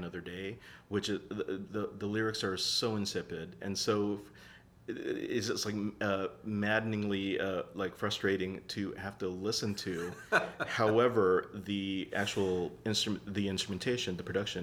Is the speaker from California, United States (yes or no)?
no; Seattle, Washington, United States; moved away; I'm originally from Seattle